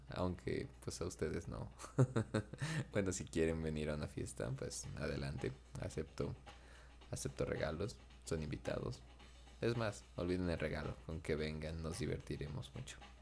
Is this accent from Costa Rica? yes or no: no; Mexico; mi pueblo natal, Napaltepec